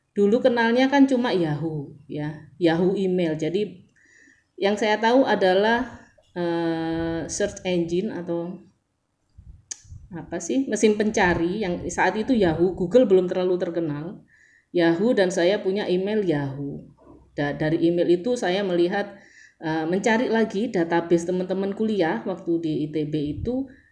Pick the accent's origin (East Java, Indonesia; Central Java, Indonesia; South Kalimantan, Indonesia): East Java, Indonesia; Surabaya; saya dari Surabaya